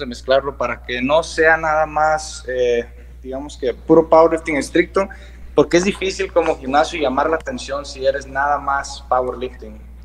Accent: San Luis Río Colorado, Sonora, Mexico; como somos de Sonora, o sea, aquí todo es desierto

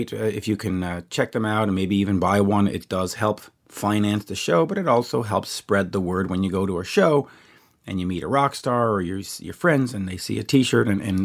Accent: Canada; as a Canadian

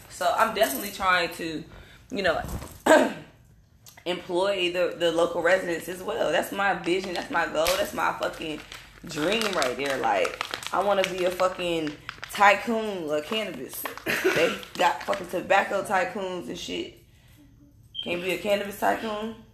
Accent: North Carolina, United States; I'm from North Carolina, and I'm saying in the North Carolina, our soil is rich.

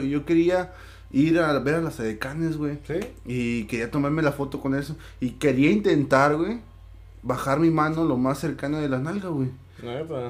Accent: Veracruz, Mexico; moved away; yo también soy de Veracruz

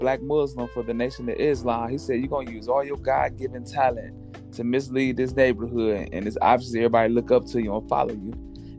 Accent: Toledo, Ohio, United States; I'm from Toledo, Ohio.

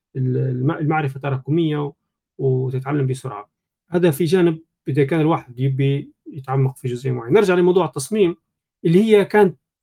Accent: Libya; احنا ليبيين

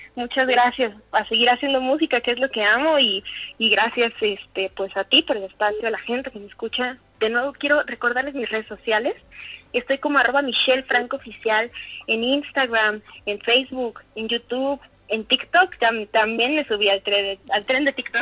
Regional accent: Mexico City, Mexico; also born or lived in Aguascalientes; now in State of Mexico, Mexico; yo soy de la Ciudad de México, de aquí soy originaria

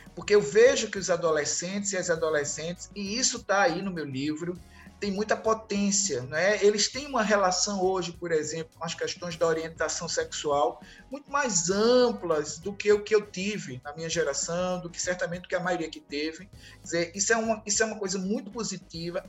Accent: Recife, Pernambuco, Brazil; Em Recife, mais precisamente, eu sou do Recife

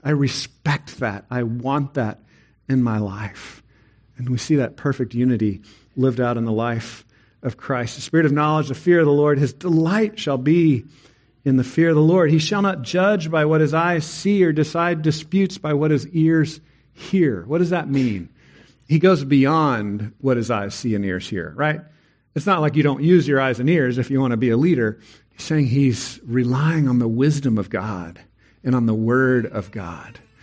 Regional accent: Texas, United States; I'm a Texan

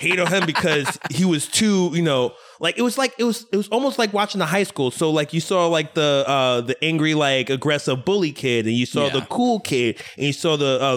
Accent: New York, United States; from my hometown, you know, New York

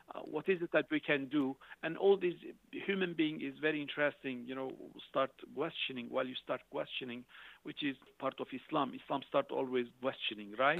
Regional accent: Şanlıurfa, Turkey; moved away as an adult; also born or lived in Basel, Switzerland; I graduated from the from the high school Institute of Urfa, that's southeastern

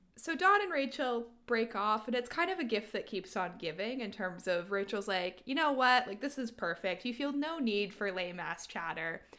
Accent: Canada; we're Canadian

